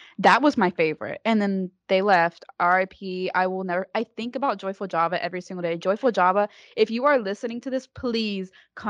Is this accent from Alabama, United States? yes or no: yes; Alabama, United States; I'm from Alabama too